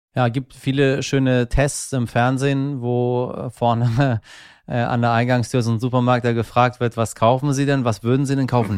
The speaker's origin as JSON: {"language": "German", "country": "Iran", "said": "wenn man als ähm, Iraner so durch die Welt fährt"}